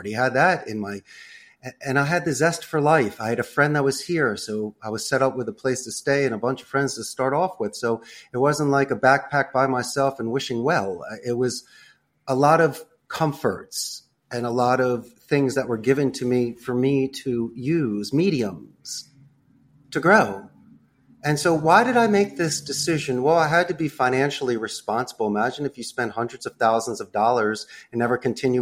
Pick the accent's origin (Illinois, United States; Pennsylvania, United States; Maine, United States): Pennsylvania, United States; Philadelphia; moved away as an adult; also born or lived in Arizona / Spain; now in Costa Rica; I grew up in Northeast Philly